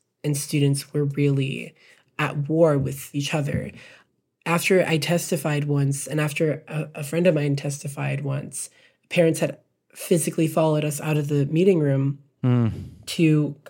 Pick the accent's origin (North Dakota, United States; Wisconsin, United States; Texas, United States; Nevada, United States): Texas, United States; also born or lived in Birmingham, Alabama; my community has taught me so much just growing up in Texas